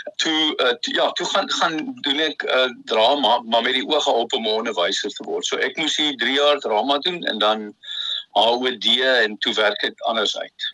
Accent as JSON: {"language": "Afrikaans", "town": "Bellville", "region": "Western Cape", "country": "South Africa", "tie": "born or raised there", "said": "ek het al in Belwel groot geword, Boston, onder in die lane, Vierde Laan"}